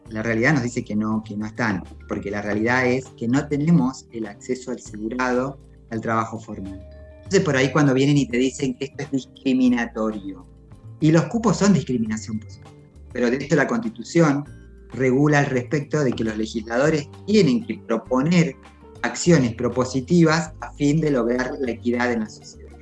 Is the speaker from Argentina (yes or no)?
yes; Maipú, Mendoza, Argentina; soy mendocina, vivo en el departamento de Maipú, aquí nací, aquí crecí